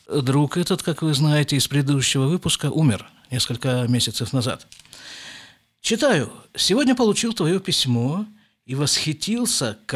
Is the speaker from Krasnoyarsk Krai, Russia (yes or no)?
yes; Krasnoyarsk, Krasnoyarsk Krai, Russia; now in Jerusalem, Israel; а уже если я из Красноярска приехал на постоянное жительство в Израиль, то почему бы мне не жить в Иерусалиме?